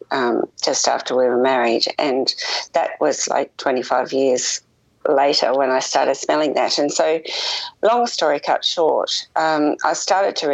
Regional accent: Melbourne, Victoria, Australia; moved away as an adult; also born or lived in Adelaide, South Australia; now in Tasmania, Australia; I am from Australia. I was born in Adelaide in South Australia and grew up in Melbourne

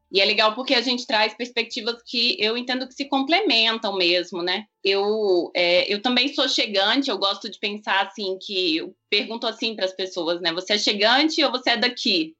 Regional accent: Goiânia, Goiás, Brazil; moved away as an adult; now in Brasília, Brazil; eu também sou uma, uma chegante, eu sou goiana, de Goiânia

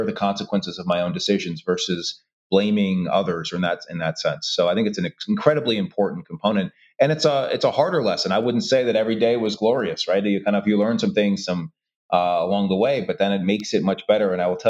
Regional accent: Brooklyn, New York, United States; I think it was great. Brooklyn was a fantastic time. My parents bought a house there in the 70s and still live in that same home today.

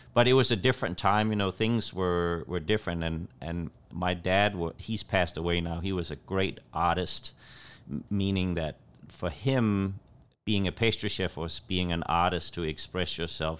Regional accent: Copenhagen, Capital Region of Denmark, Denmark; moved away as an adult; also born or lived in Los Angeles, California / Southern Illinois; now in United States; I moved from Copenhagen, Denmark to California, and I, I lived in Los Angeles

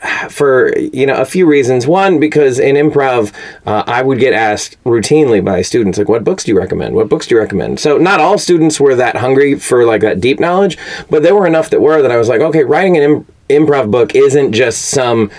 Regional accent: Fort Worth, Texas, United States; moved away as an adult; also born or lived in Chicago; now in Los Angeles, United States; I am from Fort Worth, Texas. Born and raised.

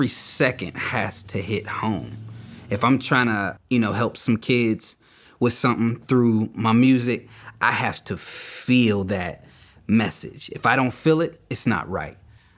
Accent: Beaver Falls, Pennsylvania, United States; I'm from Beaver Falls, PA.

